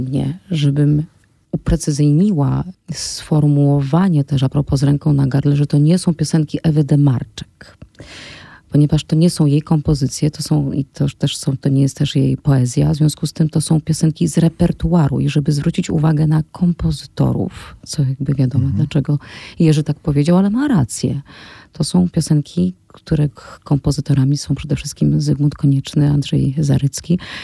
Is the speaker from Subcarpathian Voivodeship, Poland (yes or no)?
yes; near Rzeszów, Podkarpacie, Subcarpathian Voivodeship, Poland; moved away; jestem z Podkarpacia, jestem z Podrzeszowa i wychowałam się na polach